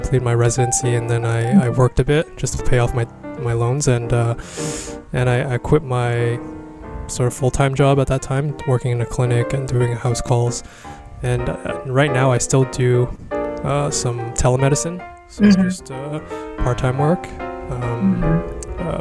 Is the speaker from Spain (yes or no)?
no; Toronto, Ontario, Canada; first language Cantonese; moved away as an adult; now in Taiwan; I'm from Toronto, Canada. That's where I was born.